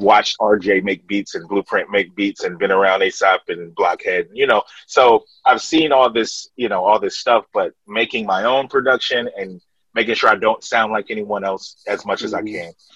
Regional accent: Columbus, Ohio, United States; we represent Columbus, Ohio

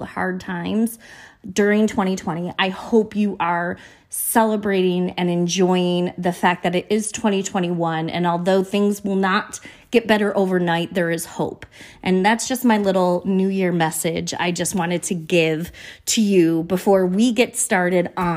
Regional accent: United States; I am from America

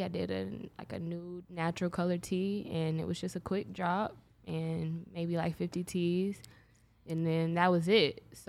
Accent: Jacksonville, Florida, United States; Born and raised in Jacksonville, Florida.

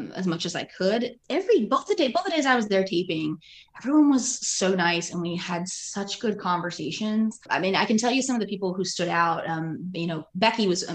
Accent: Pennsylvania, United States; now in Peachtree Corners, United States; I grew up in Pennsylvania

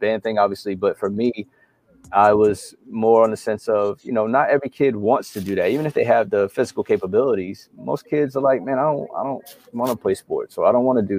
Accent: Mount Vernon, New York, United States; also born or lived in Yonkers, New York / the Carolinas / Georgia; now in Florida, United States; born and raised in New York

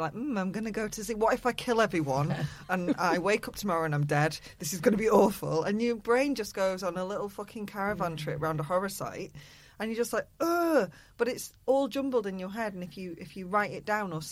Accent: United Kingdom; I'm going to call it a whinge because I'm British

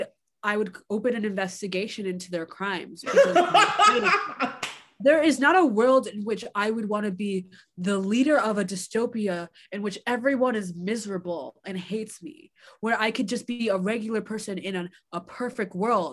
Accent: Nigeria; I'm a Nigerian.

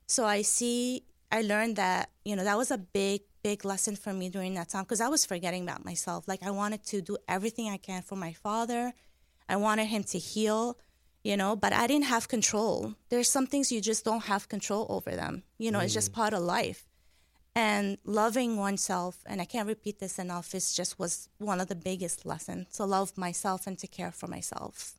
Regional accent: Deir al-Qamar, Mount Lebanon, Lebanon; I was born in 1981 in Deir al-Amar. Deir al-Amar means Monastery of the Moon in Lebanon

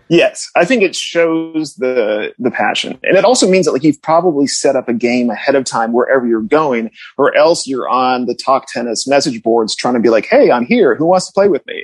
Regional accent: New England, United States; also born or lived in Connecticut / Chapel Hill, North Carolina; now in Los Angeles, United States; I grew up in New England

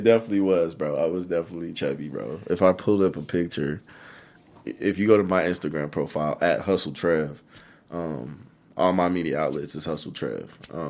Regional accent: Fort Smith, Arkansas, United States; born there; also born or lived in Germany; So, I was actually born in Fort Smith, Arkansas. And my dad was in the military. So, we actually picked up.

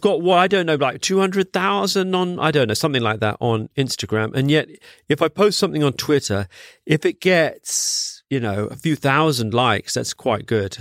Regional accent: London, United Kingdom; also born or lived in Singapore; I grew up in Wandsworth

